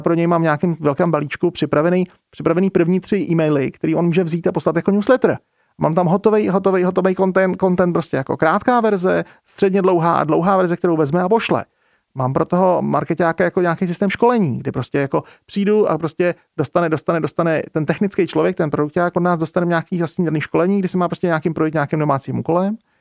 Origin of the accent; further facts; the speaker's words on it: Czechia; tady u nás v Čechách